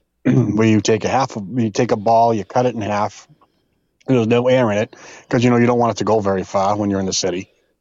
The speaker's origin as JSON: {"language": "English", "town": "Revere", "region": "Massachusetts", "country": "United States", "tie": "born or raised there", "said": "Growing up in Revere"}